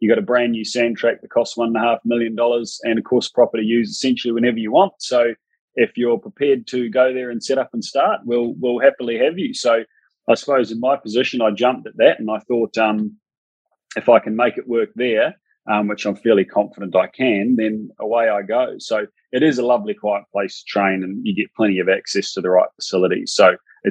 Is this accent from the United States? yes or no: no; New Zealand; accent: Kiwi; moved away as an adult; also born or lived in Sydney, Australia; now in Brisbane, Australia; I grew up on stud farms in New Zealand